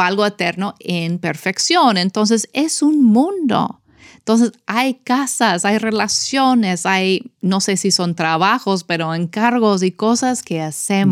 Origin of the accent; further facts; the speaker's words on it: United States; Spanish is a second language; moved away as an adult; como yo americana crecí en eso